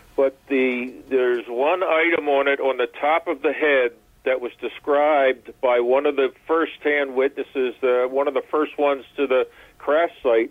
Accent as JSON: {"language": "English", "town": "Philadelphia", "region": "Pennsylvania", "country": "United States", "tie": "born or raised there", "said": "I'm a city fellow, uh, born and raised in Philadelphia"}